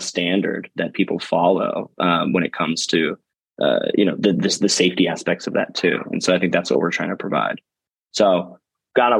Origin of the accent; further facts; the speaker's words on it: Boise, Idaho, United States; moved away; I'm from Boise, Idaho originally